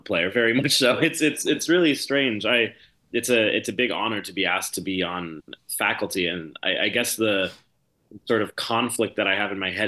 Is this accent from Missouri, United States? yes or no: no; Los Angeles, California, United States; moved away; I come from a pretty particular background growing up in Los Angeles